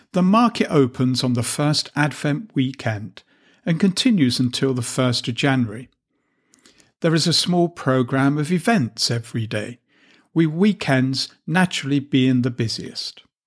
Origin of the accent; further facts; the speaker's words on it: England, United Kingdom; moved away as an adult; also born or lived in Latvia; now in Riga, Latvia; my home country of England.